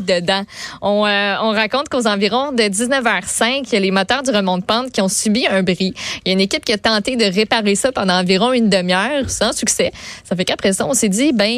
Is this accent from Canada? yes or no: yes; Quebec, Canada; on est des Québécois